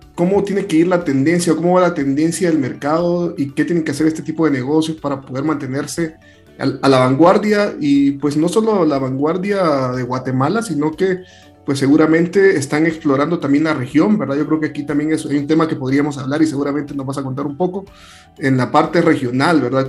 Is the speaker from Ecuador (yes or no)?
no; El Salvador; soy salvadoreño